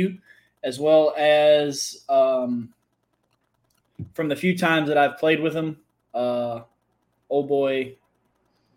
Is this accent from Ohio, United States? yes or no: no; Mississippi, United States; also born or lived in Arkansas; moved from Arkansas back to Mississippi, where I'm from